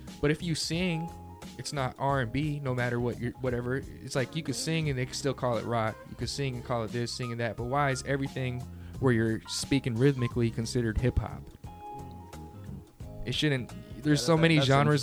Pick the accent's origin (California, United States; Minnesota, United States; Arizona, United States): California, United States; Bay Area; also born or lived in San Jose / Brentwood / Antioch / Stockton; being from the Bay Area